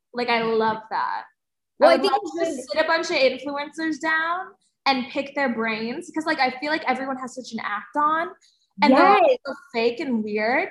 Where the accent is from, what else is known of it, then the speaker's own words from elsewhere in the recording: New Jersey, United States; I'm from New Jersey